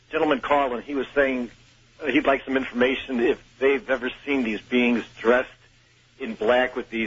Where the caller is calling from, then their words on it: Houston, Texas, United States; I'm from Houston, Texas.